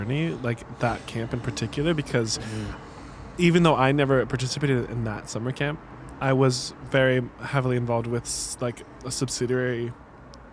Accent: Kansas City, United States; growing up in Kansas City

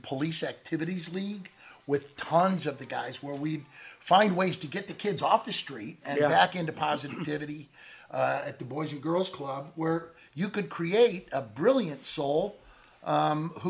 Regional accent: Midwest, United States; where we were raised in the Midwest

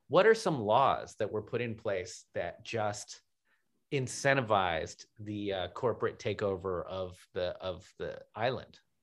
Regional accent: Washington, District of Columbia, United States; being from Washington, D C, which is like primarily a black city when I was growing up there

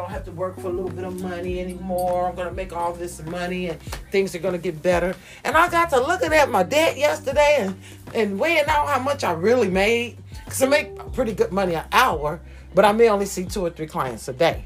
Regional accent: United States

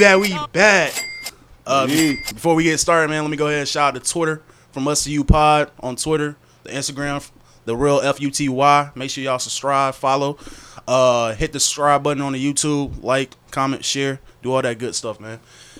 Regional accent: Fayetteville, North Carolina, United States; I did say I was from Fayetteville, so when I say I was from Fayetteville

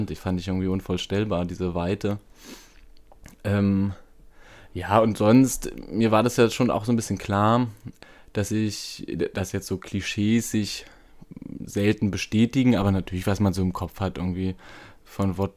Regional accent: East Germany, Germany; Und ich komme ja aus dem aus Ostdeutschland, irgendwie auch noch so ein bisschen mit Verbindung ähm, zur DDR, die ja fünf Jahre vor meiner Geburt ähm, ja, aufgelöst wurde.

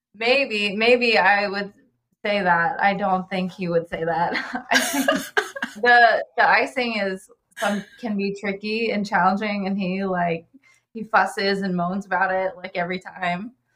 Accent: Oxford, Ohio, United States; now in Cincinnati, United States; I'm originally from Oxford. Ohio, and moved to Cincinnati for pastry school

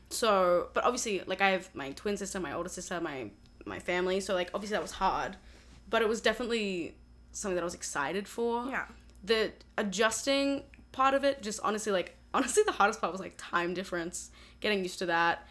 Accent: Australia; moved away as an adult; now in Boston, United States; I am 20 years old. I'm from Australia, but I'm studying at Berklee College of Music

